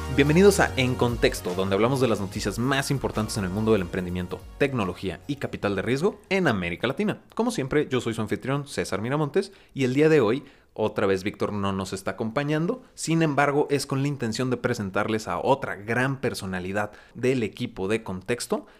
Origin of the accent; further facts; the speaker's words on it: Mexico; nosotros como mexicanos